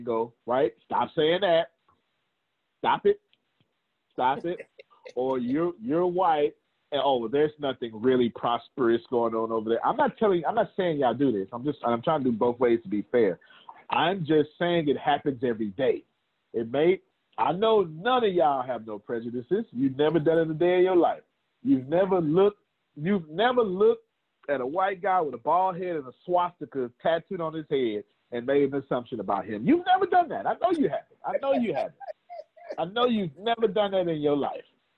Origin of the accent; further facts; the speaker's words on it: Texas, United States; I'm from Texas